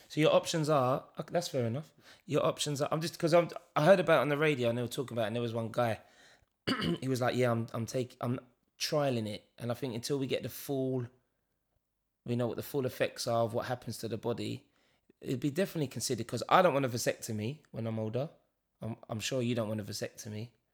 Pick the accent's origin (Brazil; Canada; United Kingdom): United Kingdom; London; we're being from East London